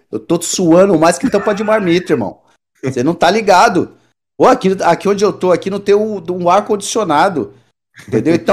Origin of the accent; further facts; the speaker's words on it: Osasco, São Paulo, Brazil; now in Austin, United States; minha infância ali em Osasco foi doída, velho.